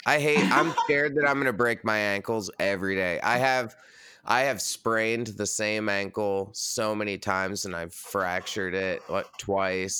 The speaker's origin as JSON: {"language": "English", "town": "Red Hook", "region": "New York", "country": "United States", "tie": "born or raised there", "moved": "yes", "lives_now": "Brooklyn, United States", "said": "I grew up a mile down the street"}